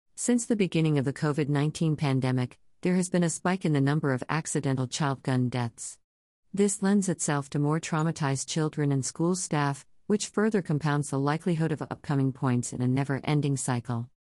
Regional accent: Midwest, United States; growing up in the Midwest

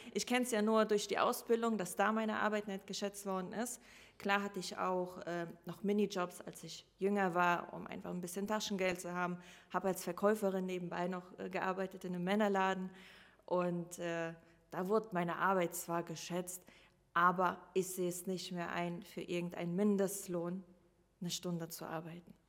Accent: Rhineland-Palatinate, Germany; also born or lived in Russia; now in Hamburg, Germany; zuerst lebte ich in Rheinland-Pfalz und ähm, ganz normal die Schule

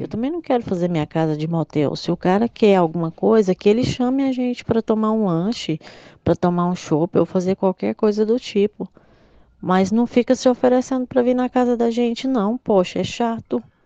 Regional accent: Goiânia, Goiás, Brazil; eu sou de Goiânia, Goiás

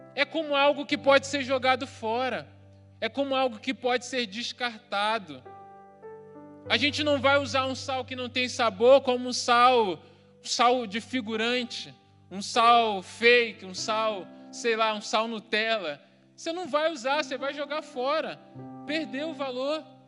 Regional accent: Rio de Janeiro, Brazil; eu cresci num bairro no Rio de Janeiro que não era muito urbanizado na época

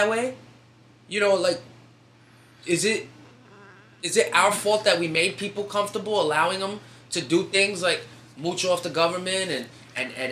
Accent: New York City, New York, United States; New Yorkers

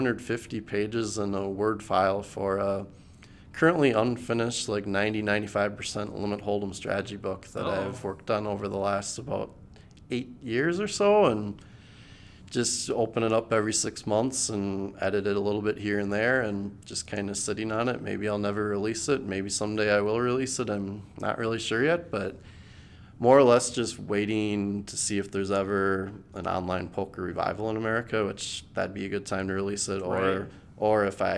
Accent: Eagan, Minnesota, United States; In Eagan, Minnesota.

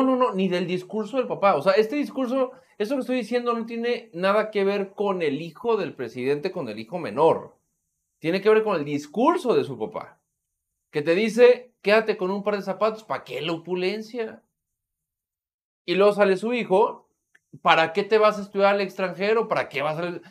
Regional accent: Mexico; como mexicano

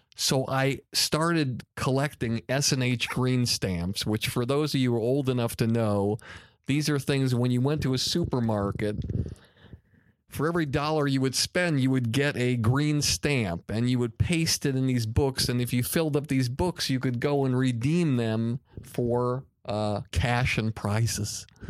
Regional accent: Longmeadow, Massachusetts, United States; as a young boy growing up in Long Meadow, Massachusetts

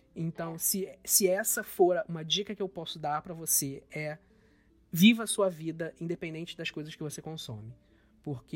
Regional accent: Brazil; eu nunca saí do Brasil

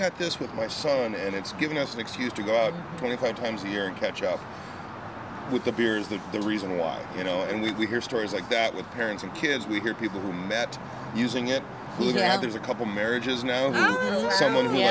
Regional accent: Minnesota, United States; I'm from Minnesota

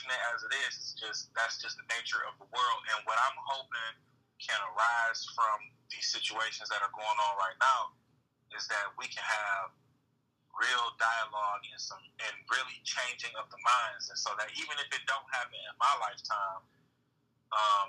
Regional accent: Saginaw, Michigan, United States; growing up in Saginaw. I joke about this all the time, but I lived on the east side.

